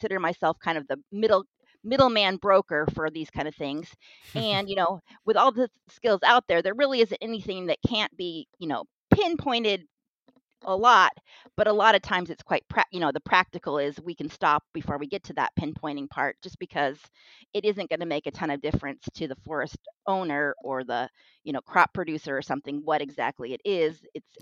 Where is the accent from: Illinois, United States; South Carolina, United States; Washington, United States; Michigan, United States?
Washington, United States; Kitsap Peninsula; I'm from Washington State. I grew up in the Kitsap Peninsula in a wooded area.